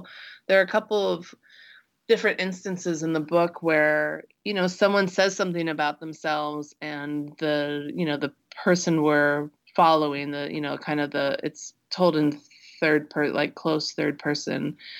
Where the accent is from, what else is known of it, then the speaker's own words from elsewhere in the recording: Midwest, United States; things that seem strange and alien to me because I grew up in the Midwest.